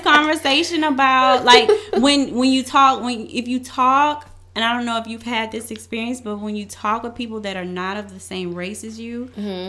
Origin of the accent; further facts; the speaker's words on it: Louisiana, United States; moved away; I am from Louisiana